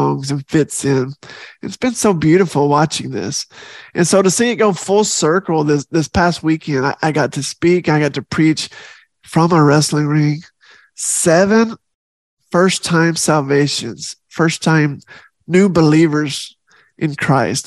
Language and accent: English; the South, United States; I'm from the South